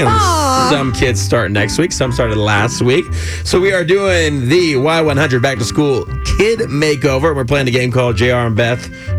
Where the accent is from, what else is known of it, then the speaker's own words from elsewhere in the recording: California, United States; I grew up in California.